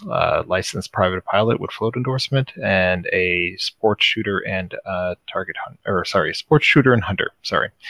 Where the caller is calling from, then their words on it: East Coast, Canada; Uh, hello from Canada's East Coast. Um, I'm a Canadian Forces uh, veteran